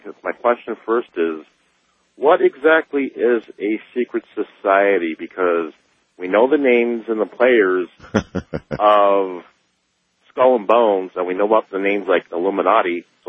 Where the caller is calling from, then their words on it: Tijuana, Baja California, Mexico; I'm calling from Tijuana, Mexico.